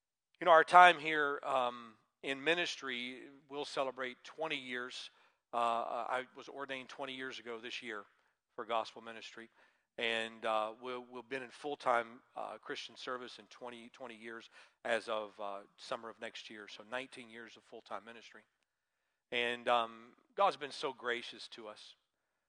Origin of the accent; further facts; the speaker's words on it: Georgia, United States; moved away; when I was growing up in Georgia